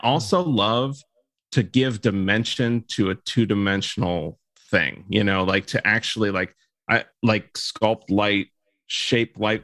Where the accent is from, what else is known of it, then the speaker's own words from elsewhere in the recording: Florida, United States; growing up in Florida